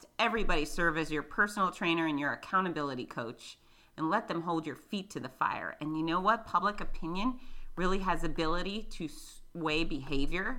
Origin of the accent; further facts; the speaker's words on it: Florida, United States; accent: redneck; I'm from Florida